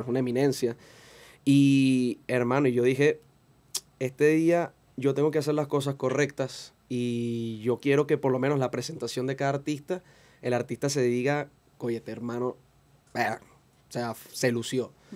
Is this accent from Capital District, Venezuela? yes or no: yes; Caracas, Capital District, Venezuela; Yo nací en Katia, me crié en Katia hasta los 20 años aproximadamente